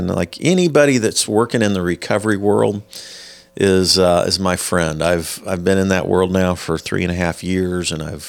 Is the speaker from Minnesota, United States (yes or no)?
no; Parkville, Missouri, United States; growing up around Park Hill, Parkville